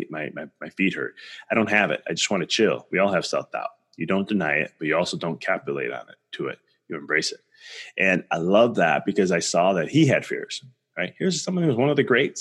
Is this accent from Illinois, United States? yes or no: yes; Chicago, Illinois, United States; I'm from Chicago